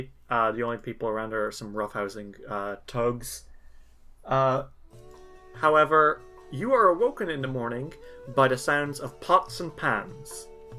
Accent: Ireland; I pronounce shit wrong all the time, and I'm allowed to do it because I'm Irish. And you can't prove that's not my accent.

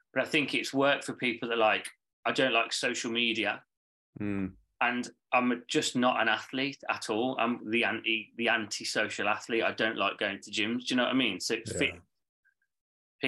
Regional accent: Birmingham, West Midlands, United Kingdom; moved away; I'm from Birmingham originally

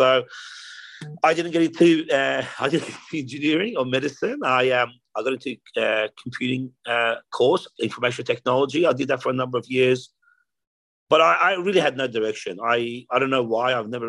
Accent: Australia; also born or lived in Tehran, Iran; So I was born in Iran, in Tehran, in Iran. At the age of 10, I migrated to Australia with my mum and sister. We basically came here for a better life.

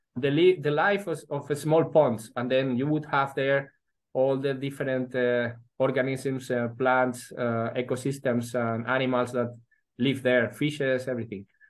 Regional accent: Madrid, Community of Madrid, Spain; also born or lived in Vigo, Galicia / Edinburgh / Oxford / New Delhi; when I was five years old, my father once was uh, moved to Madrid he was a human resources director of uh, Carrefour uh, for Spain and Portugal. And then, yeah, uh, I lived most of my life in Madrid

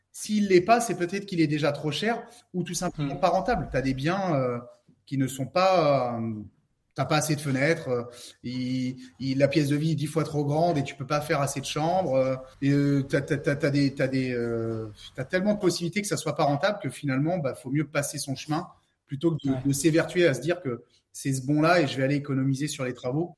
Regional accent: Saint-Brieuc, Brittany, France; moi je suis de Saint-Brieuc, donc c'est dans les Côtes d'Armor, dans le 22.

